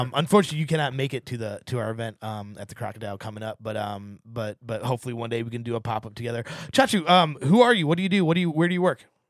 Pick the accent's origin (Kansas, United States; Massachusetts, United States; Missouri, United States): Missouri, United States; St. Louis; now in Seattle, United States; I grew up in Saint Louis where we had, we had a, a thing called Lion's Choice